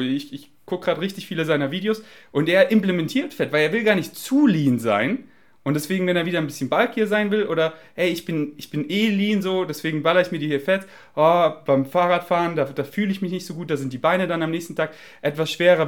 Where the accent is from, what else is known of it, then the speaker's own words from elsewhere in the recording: Germany; accent: German; mein deutscher Akzent ist einfach stark